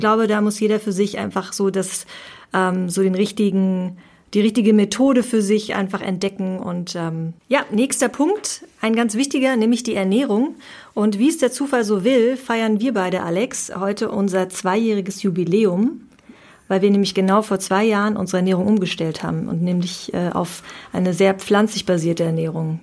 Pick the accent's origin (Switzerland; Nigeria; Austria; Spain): Spain; als Spanierin